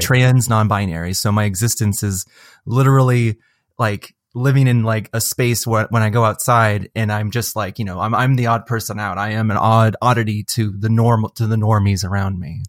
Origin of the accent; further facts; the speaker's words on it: Seattle, Washington, United States; I'm from Seattle